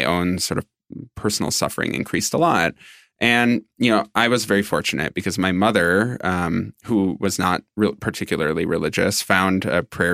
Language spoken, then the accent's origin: English; Minnesota, United States; I grew up in Minnesota, and I grew up non-religious